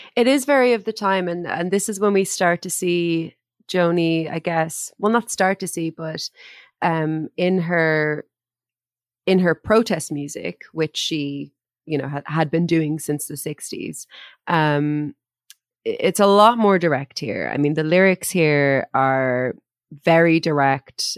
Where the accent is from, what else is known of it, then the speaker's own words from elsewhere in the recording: Ireland; the kinds of words and phrases that we would that we would have used in Ireland